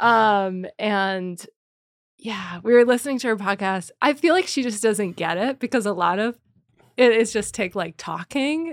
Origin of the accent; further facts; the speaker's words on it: Allentown, Pennsylvania, United States; I'm from Allentown, Pennsylvania